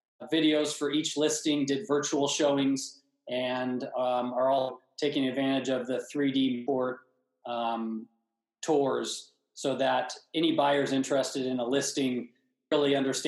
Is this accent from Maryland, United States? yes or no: no; Napa Valley, Northern California, United States; now in Newport Beach, United States; I grew up in Northern California